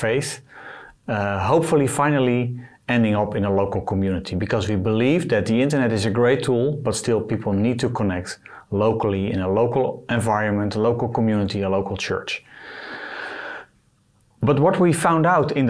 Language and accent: English; Netherlands; I am from the Netherlands